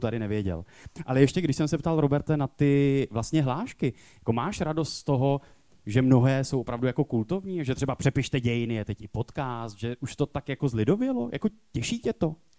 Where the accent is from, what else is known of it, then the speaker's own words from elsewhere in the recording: Ostrava, Moravian-Silesian Region, Czechia; to jsem já z Ostravy